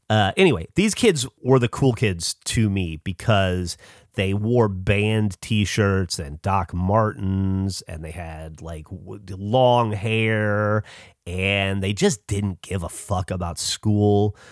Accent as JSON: {"language": "English", "region": "the South", "country": "United States", "tie": "born or raised there", "said": "growing up in the South"}